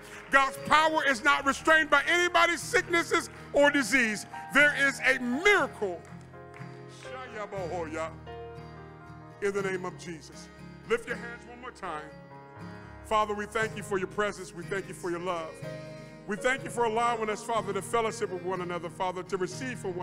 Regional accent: Ohio, United States; moved away; also born or lived in Nuremberg, Germany; I'm from Ohio, all the way over there in Nuremberg, Germany

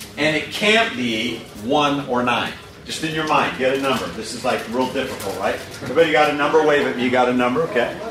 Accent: Portland, Oregon, United States; I'm from Portland, Oregon.

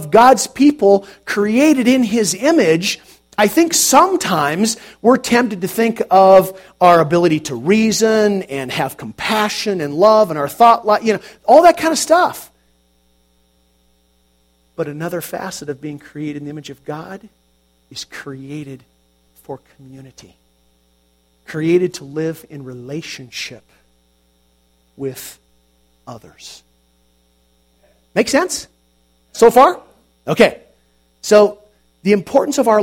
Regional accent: United States; we are American Christians

